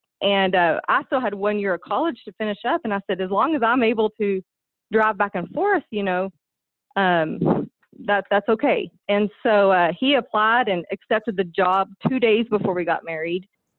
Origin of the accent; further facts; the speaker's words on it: Dimmitt, Texas, United States; I grew up in Dimmitt, Texas, which is just kind of right in between Amarillo and Lubbock on the top Texas panhandle. Not a big town, but, you know, small.